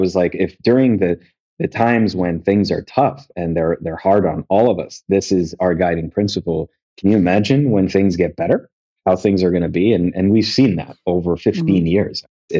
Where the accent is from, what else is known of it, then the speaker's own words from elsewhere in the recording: Kuwait; I grew up in Kuwait. It's where I'm from. It's where my family's from.